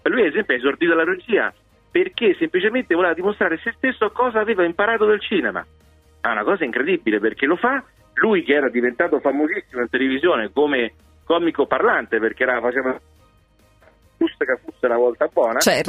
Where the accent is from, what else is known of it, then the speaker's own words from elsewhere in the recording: Rome, Lazio, Italy; da romano